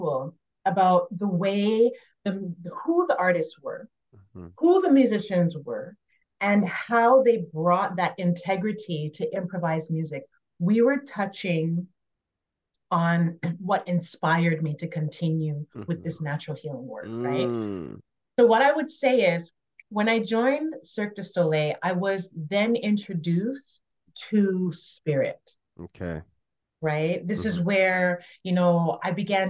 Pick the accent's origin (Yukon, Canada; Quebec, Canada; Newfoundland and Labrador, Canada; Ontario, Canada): Quebec, Canada; Montreal; moved away; I was born and raised in Montreal to a musical family